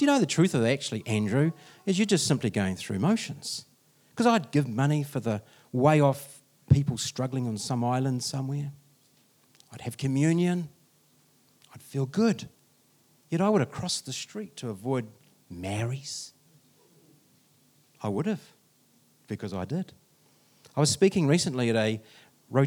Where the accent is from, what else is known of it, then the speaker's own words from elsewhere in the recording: Masterton, Wellington, New Zealand; I was raised in Masterton.